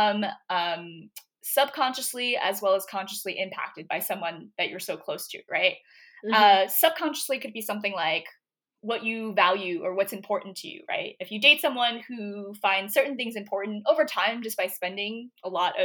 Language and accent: English; Philadelphia, Pennsylvania, United States; I did not apply to this one state school that was in my city. So I'm from Philadelphia.